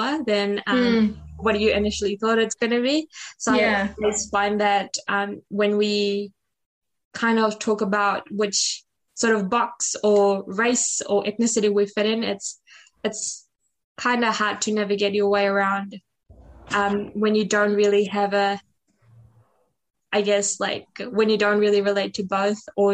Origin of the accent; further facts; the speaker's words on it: Fiji; now in New Zealand; I'm Fijian Indian. So when I'm on a call with people back at home in Fiji, like my community, I don't feel Fijian Indian enough just because of the number of years I've lived in New Zealand.